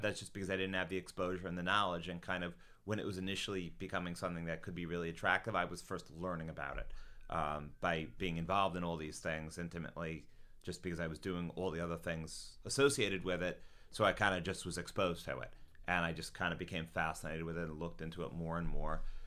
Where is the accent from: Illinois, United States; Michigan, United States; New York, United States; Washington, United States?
New York, United States; South Shore, Long Island; also born or lived in Boston; South Shore, Long Island